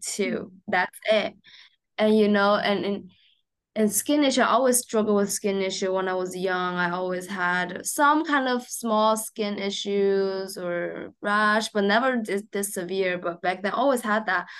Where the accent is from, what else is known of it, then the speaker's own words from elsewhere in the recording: Shanghai, China; moved away; I grew up in Shanghai, um, in a very normal family